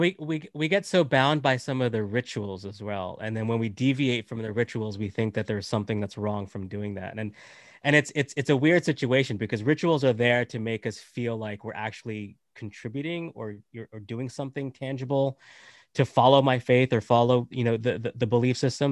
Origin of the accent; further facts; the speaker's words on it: United States; also born or lived in Canada; I'm, I'm born in Canada, raised in, uh, in America, from, uh, Indian nationality